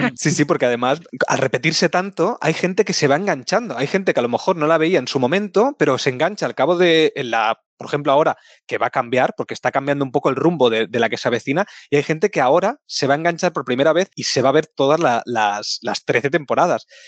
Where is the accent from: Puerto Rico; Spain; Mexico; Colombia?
Spain; Barcelona, Catalonia; nosotros somos de Barcelona